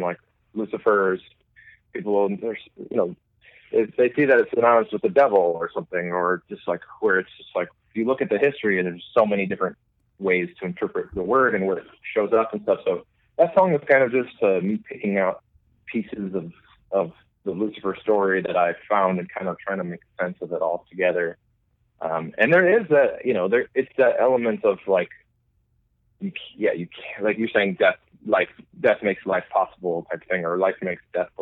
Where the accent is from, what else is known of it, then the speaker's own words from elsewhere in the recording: Milwaukee, Wisconsin, United States; also born or lived in Dublin, Ireland; I'm from Milwaukee.